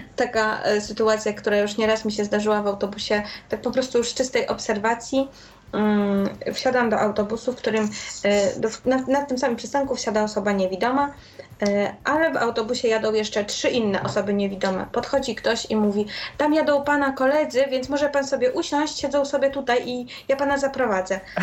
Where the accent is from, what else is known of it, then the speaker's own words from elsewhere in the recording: Warsaw, Masovian Voivodeship, Poland; u nas w Warszawie